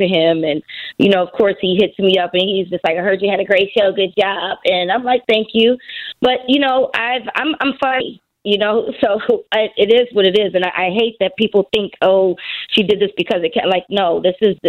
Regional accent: Philadelphia, Pennsylvania, United States; I'm from Philly

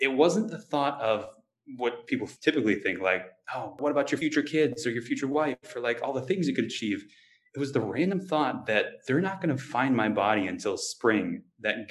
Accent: Wisconsin, United States; growing up in Wisconsin

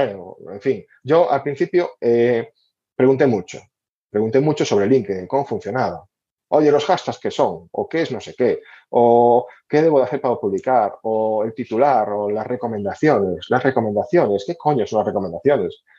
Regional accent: Galicia, Spain

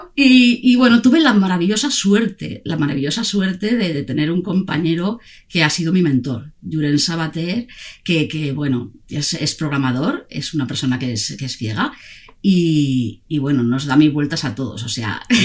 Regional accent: Zaragoza, Aragon, Spain; moved away as an adult; now in Barcelona, Spain; somos de la misma tierra, eh, los dos venimos de Zaragoza

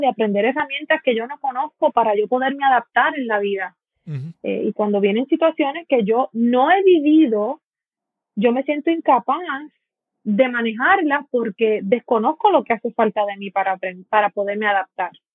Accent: San Juan, Puerto Rico; now in Dorado, Puerto Rico; yo soy boricua. Yo soy de Puerto Rico, eh, nací en San Juan. Eh, actualmente llevo eh, treinta y unos cuantos años viviendo en Dorado, soy doradeña

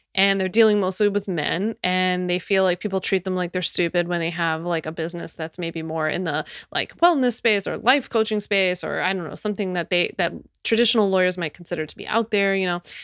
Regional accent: Philadelphia, Pennsylvania, United States; my hometown of Philly.

